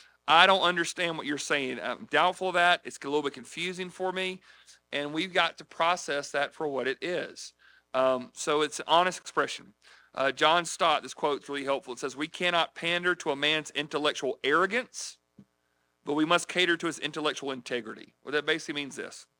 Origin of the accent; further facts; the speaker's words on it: United States; we're here from the United States trying to spread Christianity